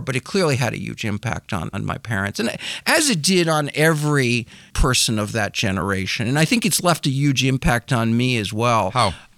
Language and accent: English; Michigan, United States; Grew up in Michigan